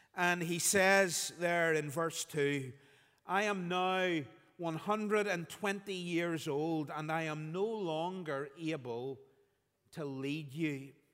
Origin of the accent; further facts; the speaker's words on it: Belfast, Northern Ireland, United Kingdom; When I was growing up, Phil and I were, were growing up in Belfast